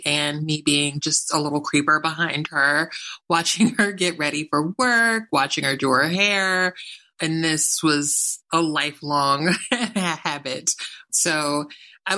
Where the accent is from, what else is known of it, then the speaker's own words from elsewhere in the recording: Philadelphia, Pennsylvania, United States; moved away as an adult; also born or lived in New York; I always say I'm a New Yorker because I just spent my adult life there, but I spent my entire childhood in Philly